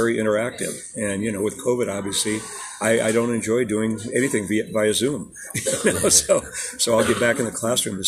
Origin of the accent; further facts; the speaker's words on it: Des Moines, Iowa, United States; also born or lived in Germany / Ankeny / Ames / Indianola; we moved when I was pretty young to Des Moines in the early 1950s and grew up, you know, a good part of my life in Des Moines